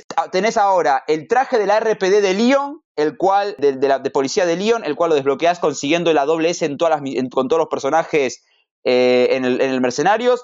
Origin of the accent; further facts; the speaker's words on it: Argentina; como buen argentino